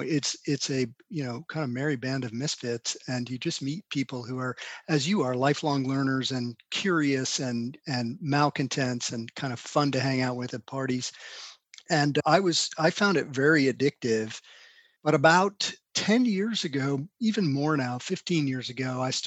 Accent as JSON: {"language": "English", "town": "Albuquerque", "region": "New Mexico", "country": "United States", "tie": "born or raised there", "also_born_or_lived": "Carrollton, Georgia", "said": "I grew up in Albuquerque, New Mexico, primarily. I was born in Carrollton, Georgia, and my dad was an academic, and we moved around quite a bit while he was still in school"}